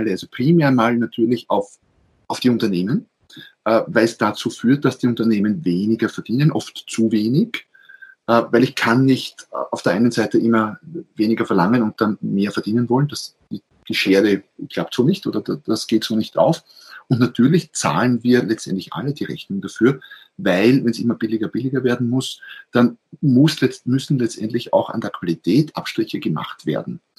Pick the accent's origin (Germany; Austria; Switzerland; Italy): Austria; Ich bin Österreicher, wie man wahrscheinlich äh, hört. Also viele Grüße auf dem Weg an Schweizer Nachbarn.